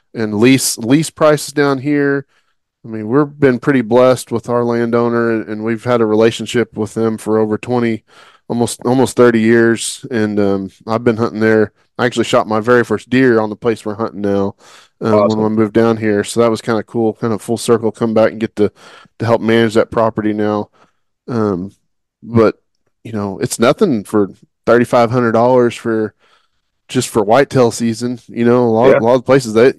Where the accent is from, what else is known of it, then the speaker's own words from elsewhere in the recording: Oklahoma, United States; growing up in Oklahoma